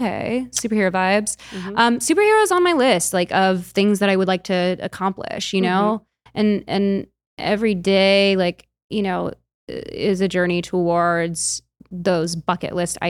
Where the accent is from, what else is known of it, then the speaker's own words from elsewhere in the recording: Chicago, Illinois, United States; I'm from Chicago.